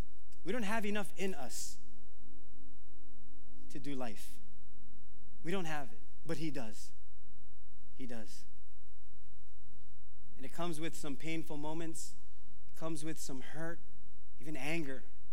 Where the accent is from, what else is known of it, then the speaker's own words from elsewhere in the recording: Philippines; I mean, I'm Filipino, but back then I was like Filipino.